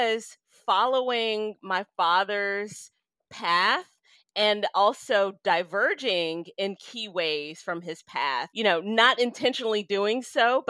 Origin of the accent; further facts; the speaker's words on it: Memphis, Tennessee, United States; growing up in Memphis, Tennessee, as I did